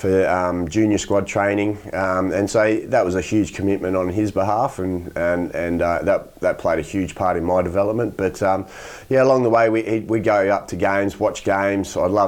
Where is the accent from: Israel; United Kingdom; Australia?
Australia; Rockingham, Western Australia; when I moved from Rockingham up to play grade cricket at Melville when I was 18, 19.